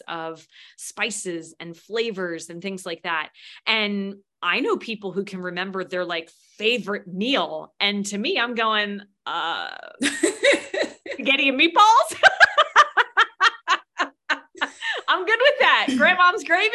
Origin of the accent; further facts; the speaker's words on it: United States; I'm an American